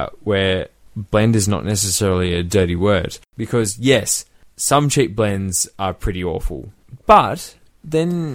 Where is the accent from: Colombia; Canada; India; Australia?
Australia; because we're Australian, we'd probably say Jewers